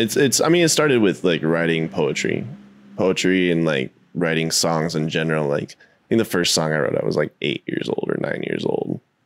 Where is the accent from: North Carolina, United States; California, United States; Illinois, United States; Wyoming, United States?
Wyoming, United States; I grew up in Wyoming, man.